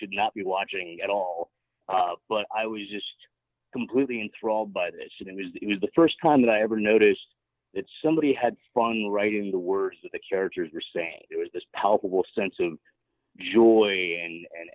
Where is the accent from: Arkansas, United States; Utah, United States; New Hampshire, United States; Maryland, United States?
Utah, United States; Park City; growing up in Park City